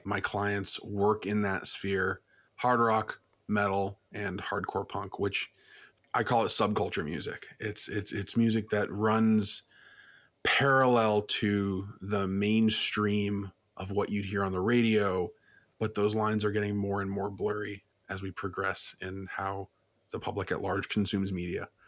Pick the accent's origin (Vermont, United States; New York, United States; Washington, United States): Vermont, United States; Burlington; I'm from Burlington, Vermont